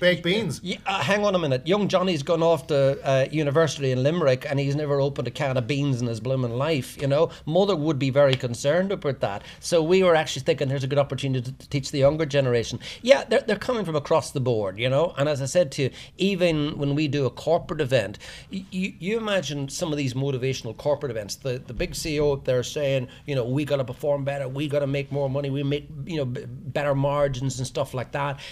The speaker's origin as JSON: {"language": "English", "area": "Tyrone", "region": "Northern Ireland", "country": "United Kingdom", "also_born_or_lived": "Australia / Asia", "moved": "as an adult", "lives_now": "Kinsale, Ireland", "said": "I'm from Tyrone originally, um, but I left Ireland 35, 40 years ago"}